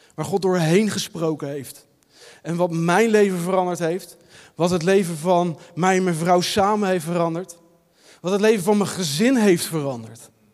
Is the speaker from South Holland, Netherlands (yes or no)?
yes; Leiden, South Holland, Netherlands; Ik ben opgegroeid in de Nederlandse Hervormde Kerk, hier in Leiden, in de Marekerk, ook het centrum van Leiden.